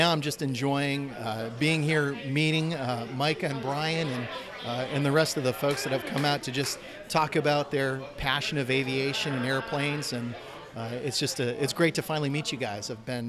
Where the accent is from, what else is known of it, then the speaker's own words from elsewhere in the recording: Portland, Maine, United States; moved away; also born or lived in Biddeford, Maine / Aroostook County, Maine / Frenchville, Maine; My parents are both from Maine. I was born and raised in Maine in Portland and spent some time living in Biddeford when I was young as a kid and then up in Aroostook County.